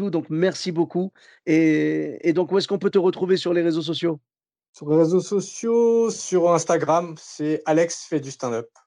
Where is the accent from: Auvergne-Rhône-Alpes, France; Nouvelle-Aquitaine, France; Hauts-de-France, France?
Nouvelle-Aquitaine, France; Bordeaux; Ben, moi, comme je venais de Bordeaux